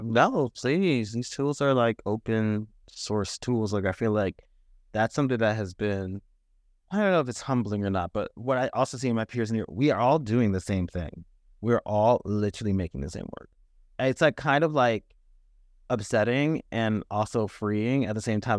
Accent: United States; I have ancestral heritage going back to Ghana, and yet I'm not Ghanaian, I'm American.

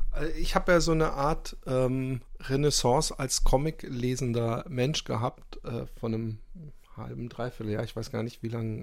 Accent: Germany; ich bin in Deutschland äh, aufgewachsen

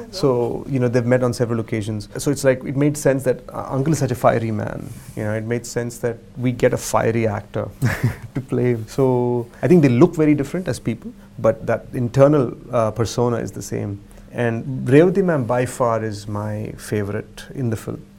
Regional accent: Berkeley, California, United States; moved away as an adult; I grew up in Berkeley

